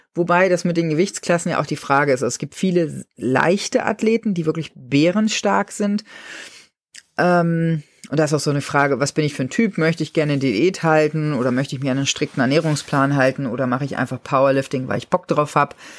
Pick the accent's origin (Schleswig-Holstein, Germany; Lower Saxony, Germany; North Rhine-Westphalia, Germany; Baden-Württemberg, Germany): Lower Saxony, Germany; bei uns in Niedersachsen